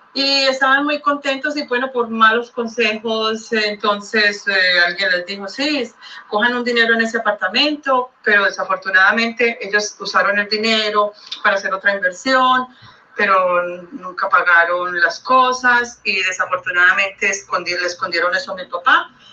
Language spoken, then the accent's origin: Spanish; Colombia; now in Miami, United States; yo soy colombiana